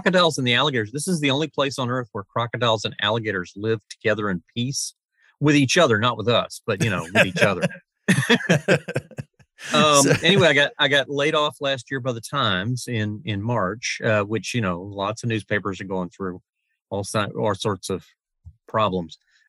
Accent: Pensacola, Florida, United States; also born or lived in St. Petersburg, Florida; I'm that rare creature, that endangered species of Florida native. I was born in Pensacola, was raised there.

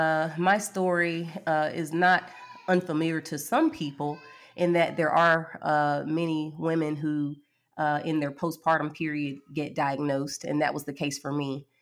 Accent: Birmingham, Alabama, United States; I am from Birmingham, Alabama. I am 40 years old, and I am married with 3 children.

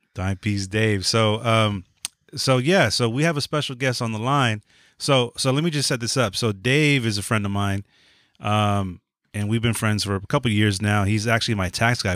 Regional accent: Los Angeles, California, United States; also born or lived in San Francisco; I moved out here to LA when I was eight or nine, so I yeah. grew up on West Coast, like LA hip hop.

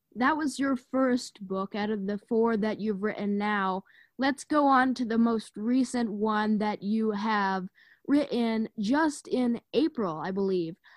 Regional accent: United States; as an American

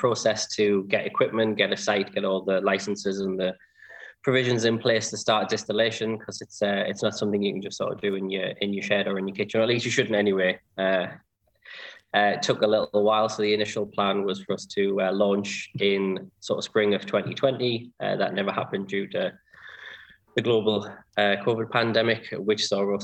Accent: Sunderland, North East England, United Kingdom; I was born and grew up in Sunderland.

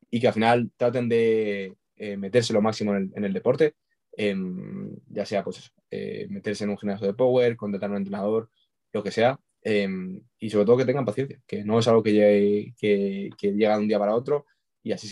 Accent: Logroño, La Rioja, Spain; also born or lived in Pamplona; Sí, también, bueno, estudio en Pamplona, pero soy de Logroño

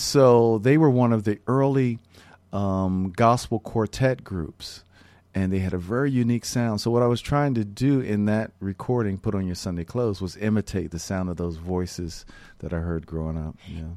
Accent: Philadelphia, Pennsylvania, United States; some of the earliest jazz records that I heard growing up in Philadelphia

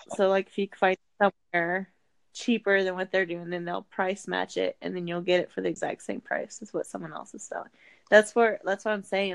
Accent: Indiana, United States; I'm from Indiana

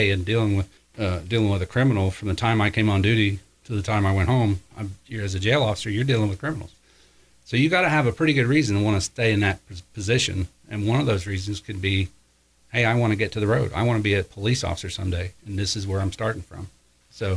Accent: Osgood, Indiana, United States; I was raised in Osgood, Indiana

